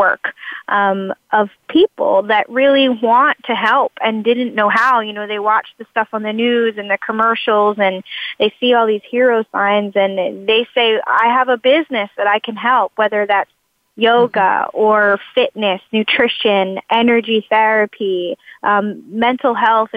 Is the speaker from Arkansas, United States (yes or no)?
no; Texas, United States; we are from Texas.